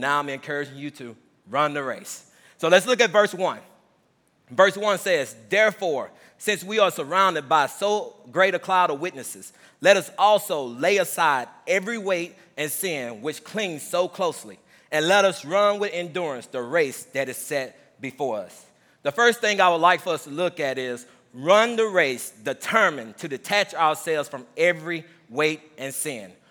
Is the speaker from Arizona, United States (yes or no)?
no; Mississippi, United States; moved away as an adult; also born or lived in Ellsbury; growing up in Mississippi, the twenty years